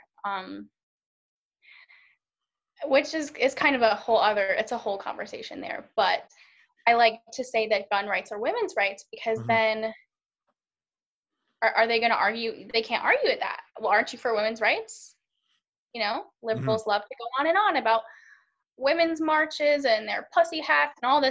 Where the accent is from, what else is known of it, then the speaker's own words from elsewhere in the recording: United States; also born or lived in Charlotte, North Carolina; being an American